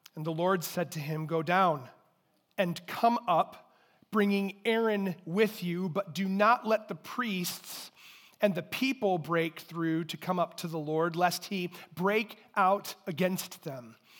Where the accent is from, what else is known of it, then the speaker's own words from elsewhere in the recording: Durand, Michigan, United States; I grew up in Durand, and I won't let anyone hold it against me, but that's where I grew up